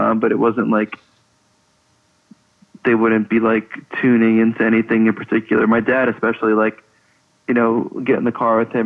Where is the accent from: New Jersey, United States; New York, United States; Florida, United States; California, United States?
New York, United States; Levittown; we grew up in Levittown